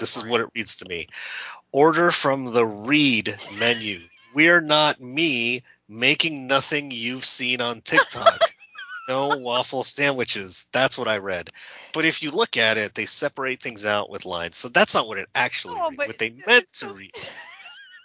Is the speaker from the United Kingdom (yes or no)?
no; California, United States; I'm from California